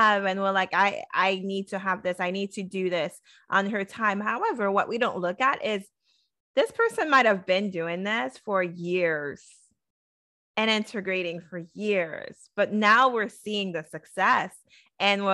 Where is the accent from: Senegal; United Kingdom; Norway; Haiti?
Haiti; moved away; I was born in Haiti. So my culture was still the same.